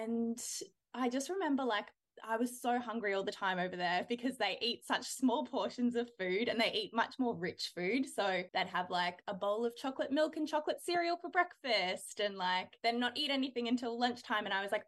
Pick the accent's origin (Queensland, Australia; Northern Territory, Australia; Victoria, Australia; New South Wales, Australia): Victoria, Australia; Melbourne; moved away as an adult; now in Brisbane, Australia; Yeah, so I grew up in Melbourne. I lived there until I was about 22. And now I live in Brisbane, obviously in Australia.